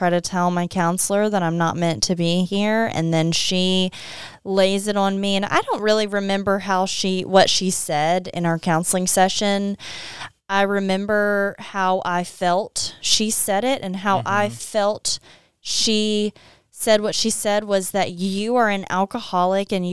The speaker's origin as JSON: {"language": "English", "town": "Opelousas", "region": "Louisiana", "country": "United States", "said": "I don't think many people probably make it out and say I'm I'm from Opelousas."}